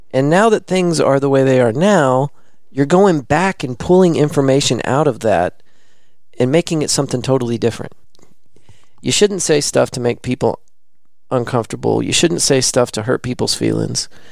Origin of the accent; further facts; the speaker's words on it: the South, United States; Born and raised in the South